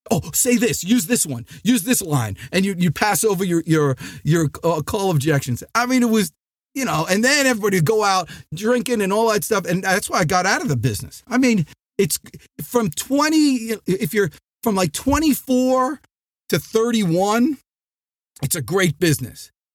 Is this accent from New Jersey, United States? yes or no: yes; New Jersey, United States; now in Atlanta, United States; I'm from New Jersey